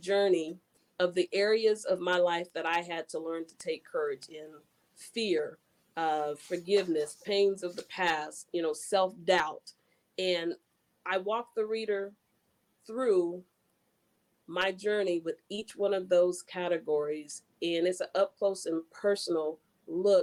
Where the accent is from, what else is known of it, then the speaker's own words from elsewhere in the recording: Marion, Indiana, United States; my hometown of Marion, Indiana